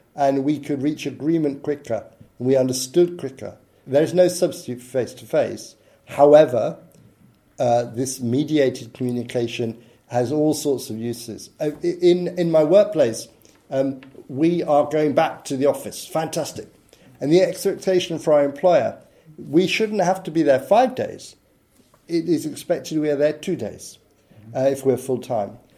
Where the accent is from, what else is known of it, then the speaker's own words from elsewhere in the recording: United Kingdom; I'm British